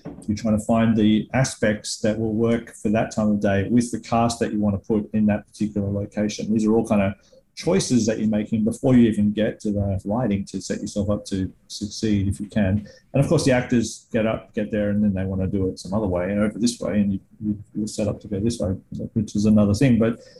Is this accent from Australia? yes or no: yes; Australia; I, of course, haven't grown up in the US to compare it to either. But I feel like in the Australian filmmaking world, we have a lot less resources.